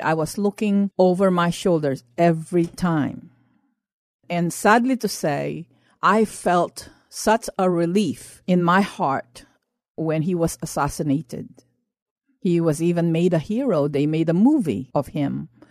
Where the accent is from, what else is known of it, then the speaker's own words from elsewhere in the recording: Philippines; now in United States; I grew up in the Philippines under martial law, under the late President Marcos.